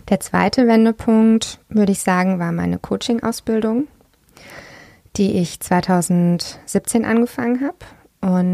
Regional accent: Freiburg, Baden-Württemberg, Germany; Freiburg. Da bin ich aufgewachsen und das ist ein wunder, wunderschönes Tal. Das hat mich sehr geprägt. Ich bin auf dem Bauernhof aufgewachsen

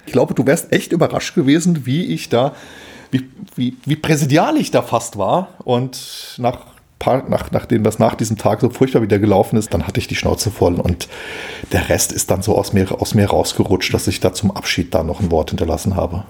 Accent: Hesse, Germany; ich bin ja auch aus Hessen

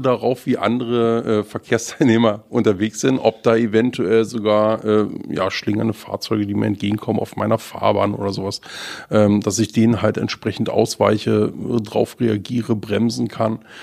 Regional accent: southeast Brandenburg, Germany; now in Schleswig-Holstein, Germany; da, wo ich herkomme, aus dem Südostbrandenburg

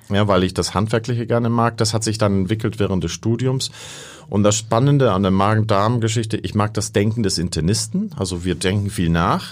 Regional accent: Costa Rica; moved away; Ich bin in Costa Rica aufgewachsen

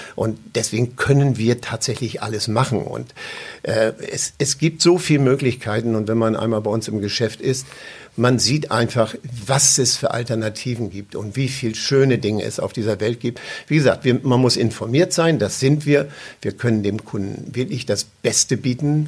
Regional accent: East Frisia, Lower Saxony, Germany; ich bin natürlich äh, groß geworden in Ostfriesland

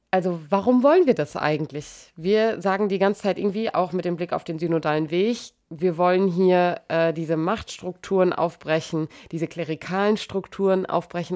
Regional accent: Germany; bei uns in Deutschland

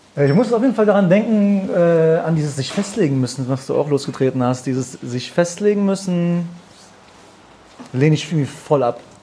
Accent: Germany; ich bin geboren, aufgewachsen in Deutschland. Meine Eltern kommen aus dem Iran

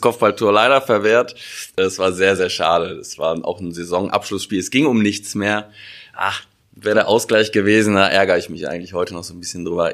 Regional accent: Wuppertal, North Rhine-Westphalia, Germany; in Wuppertal geboren

